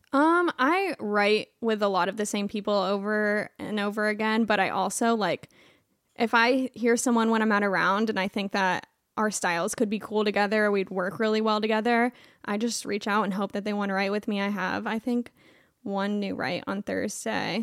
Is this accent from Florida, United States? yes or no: yes; Clearwater, Florida, United States; moved away; I'm from Clearwater, Florida